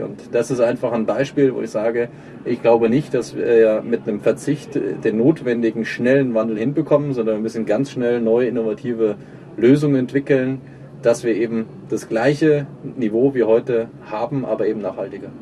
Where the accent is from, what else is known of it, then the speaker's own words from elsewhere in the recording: Germany; Wir sind in Deutschland Jahrzehnte mit aufgewachsen